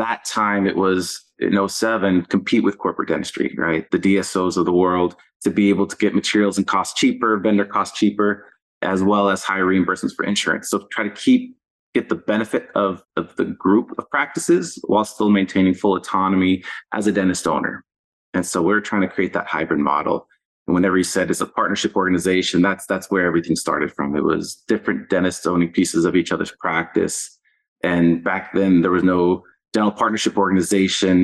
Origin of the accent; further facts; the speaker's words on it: Texas, United States; I'm from Texas. I live in Texas now